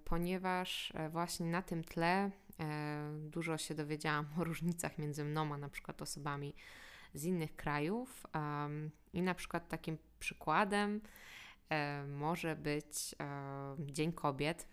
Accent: Poland; jak my myślimy jako Polacy, to jest naprawdę wynikiem tego, gdzie się urodziliśmy

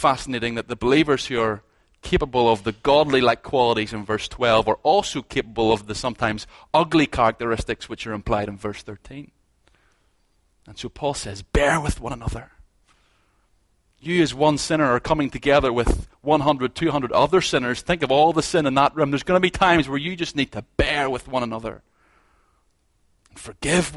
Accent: Ballymena, Northern Ireland, United Kingdom; moved away; I'm from Ballymena

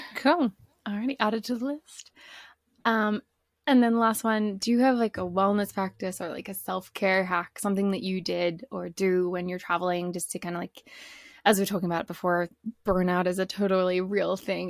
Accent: Australia; moved away as an adult; also born or lived in British Columbia, Canada; i'm from australia originally but i lived in bc for almost four years

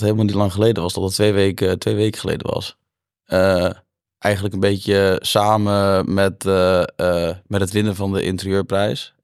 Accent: Brummen, Gelderland, Netherlands; also born or lived in Zutphen; ik kom uit Zutphen, Brummen oorspronkelijk, in Zutphen op school gezeten

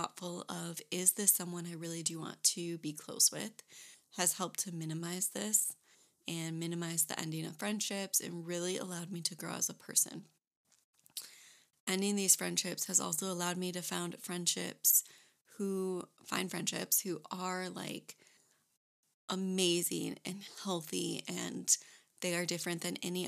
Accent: Michigan, United States; moved away as an adult; also born or lived in Florida Keys; now in North Carolina, United States; I am originally from Michigan

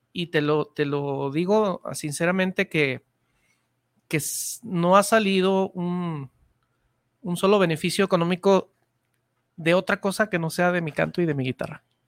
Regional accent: Guadalajara, Jalisco, Mexico; mi tierra tapatía

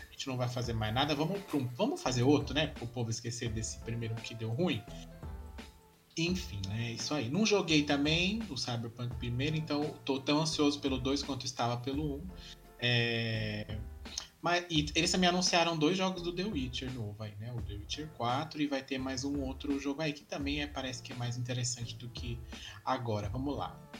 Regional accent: Brazil; A gente é brasileira

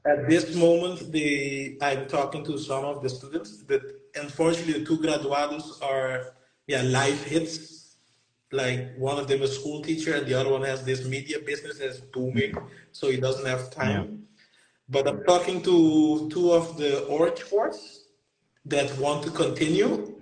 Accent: Curaçao; we're from Curacao

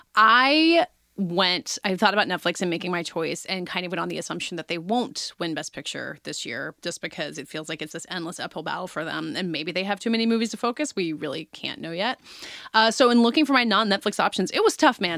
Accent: South Carolina, United States; I'm from South Carolina

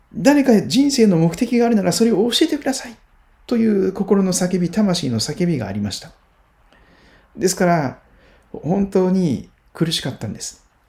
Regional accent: Kochi, Japan; 四国の高知県、高知市で生まれ育って

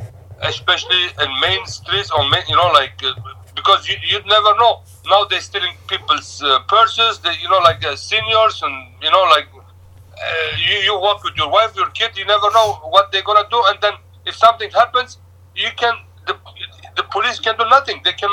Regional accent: Turkey; moved away as an adult; also born or lived in Etobicoke, Toronto, Canada; now in Toronto, Canada; I came from Turkey originally, 23 years ago.

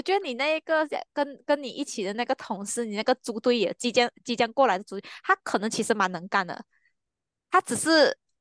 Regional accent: Malaysia; 我是马来西亚人

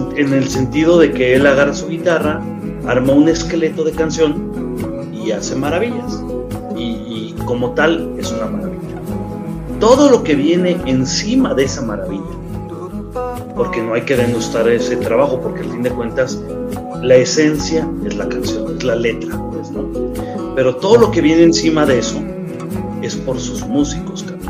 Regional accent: Mexico; tenemos el orgullo de ser mexicanos

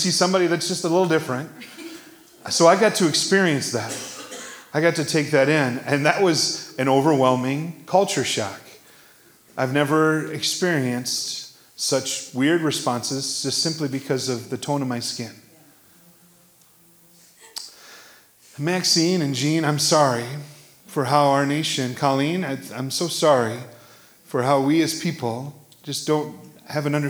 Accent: Iowa, United States; I was born in Iowa

